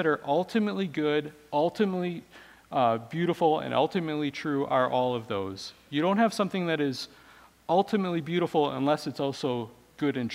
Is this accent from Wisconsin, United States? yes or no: yes; Wisconsin, United States; I grew up in Wisconsin